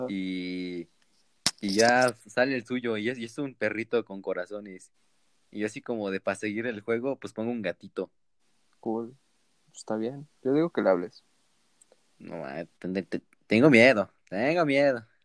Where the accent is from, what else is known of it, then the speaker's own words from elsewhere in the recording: Mexico City, Mexico; que sí conociera a alguien de Azcapotzalco, yo soy de Vallejo y...